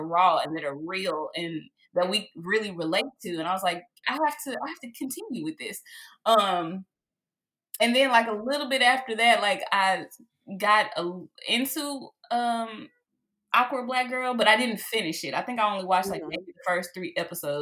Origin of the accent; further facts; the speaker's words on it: Dallas, Texas, United States; here in my hometown, Dallas, Texas